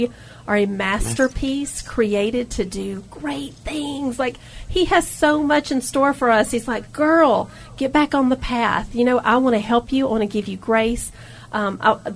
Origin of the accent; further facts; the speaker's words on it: the South, United States; accent: Southern; that is our identity in the South. I mean, look at this accent I have. You know, you hear this and people still ask me, where are you from? Like, here.